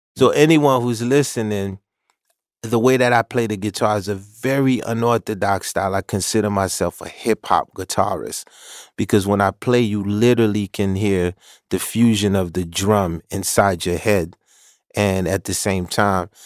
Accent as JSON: {"language": "English", "town": "New York City", "region": "New York", "country": "United States", "also_born_or_lived": "Haiti"}